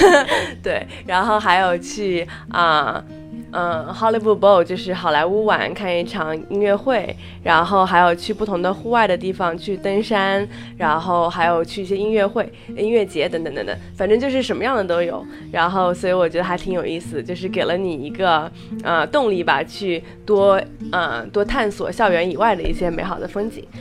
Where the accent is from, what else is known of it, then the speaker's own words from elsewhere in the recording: China; moved away as an adult; now in United States; 我是中国人